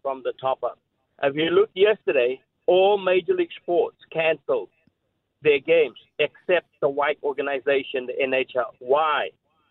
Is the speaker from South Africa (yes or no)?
yes; South Africa; moved away; I grew up in South Africa through the era of apartheid